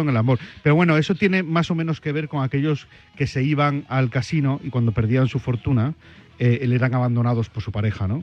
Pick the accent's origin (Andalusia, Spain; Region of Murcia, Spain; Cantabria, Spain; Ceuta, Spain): Cantabria, Spain; moved away as an adult; also born or lived in Madrid / Benidorm; now in Madrid / Benidorm, Spain; un viaje que he hecho a mi tierra a Cantabria, porque hacía más de un año y medio que no iba a, mi tierra.